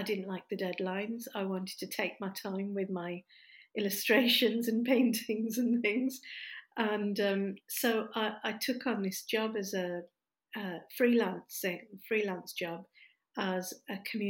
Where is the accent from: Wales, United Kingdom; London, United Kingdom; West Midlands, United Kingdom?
West Midlands, United Kingdom; Stourbridge; now in Derby, United Kingdom; I was born in the West Midlands in a town called Stourbridge